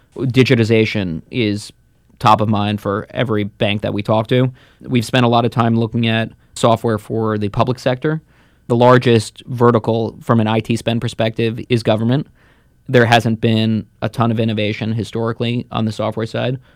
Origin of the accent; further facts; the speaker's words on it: New Jersey, United States; also born or lived in Moscow, Russia; grew up in New Jersey, just outside of New York